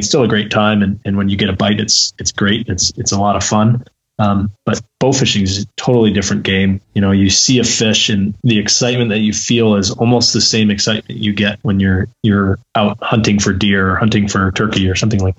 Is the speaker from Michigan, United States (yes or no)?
yes; Brighton, Michigan, United States; also born or lived in Upper Peninsula, Michigan; I grew up in Brighton, Michigan, Southeast Michigan, my whole life really